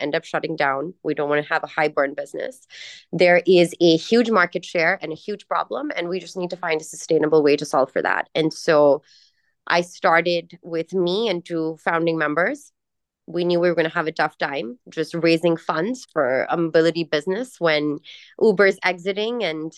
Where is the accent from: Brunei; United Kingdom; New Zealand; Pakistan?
Pakistan; Karachi, Sindh; also born or lived in Los Angeles, United States; I'm born in Pakistan. I'm raised between Pakistan and Southern California, more specifically in the suburbs of LA and Karachi, two places that I grew up seeing